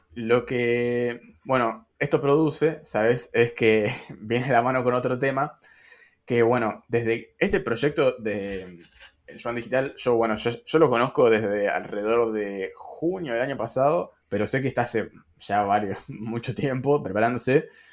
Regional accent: Argentina; los que tenemos una moneda quizás no es tan fuerte

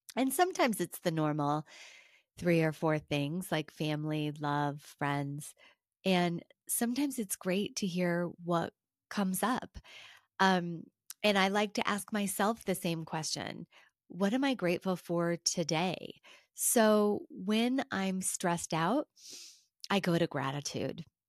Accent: United States; being an American

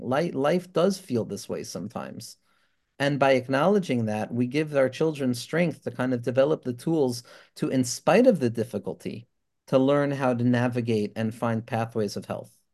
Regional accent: Five Towns, New York, United States; a Five Towns Jewish boy

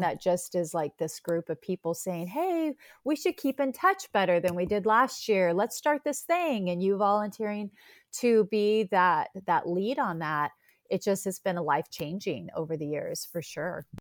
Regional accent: Northern California, United States; also born or lived in Pacific Northwest, outside Seattle; now in Seattle area, United States; I'm from Northern California

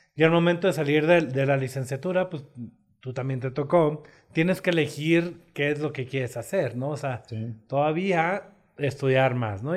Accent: Sonora, Mexico; moved away as an adult; also born or lived in Torreón, Coahuila; Yo soy de Sonora

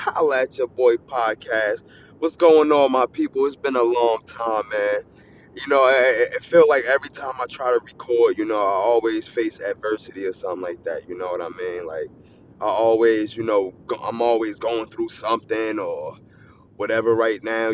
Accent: New Jersey, United States; I'm from New Jersey.

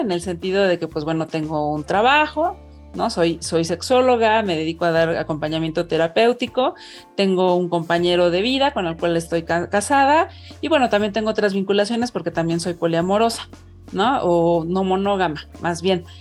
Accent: Mexico City, Mexico; yo soy una mujer mexicana, de 43 eh, años que vive en Ciudad de México, pues prácticamente toda, mi vida he estado aquí

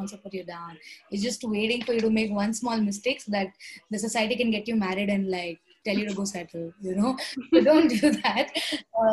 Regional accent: Hubli, Karnataka, India; I come from Uttar Karnataka, which is Hubli, Dharwad. So I come from the border of Karnataka and Maharashtra.

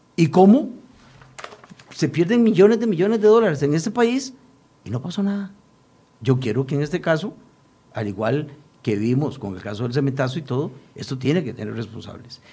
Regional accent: Costa Rica

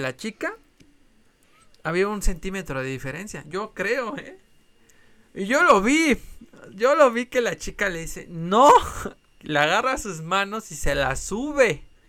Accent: Mexico City, Mexico

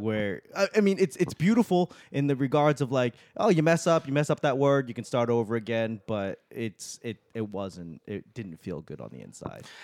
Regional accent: Boston, Massachusetts, United States; I'm from Boston

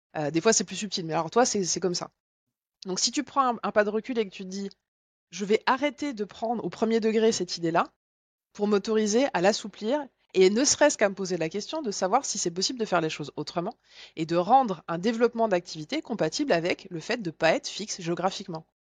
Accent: Bourgogne-Franche-Comté, France; je viens de Franche-Comté

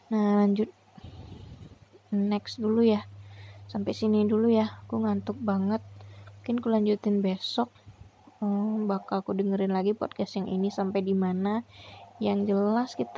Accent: Alahan Panjang, West Sumatra, Indonesia; aku ketemu orang kampungku yaitu ibu lupa aku namanya Punya dia orang alahan panjang, talang babungo. Temu orang kampung nih di Mentawai, Tanah Sipora.

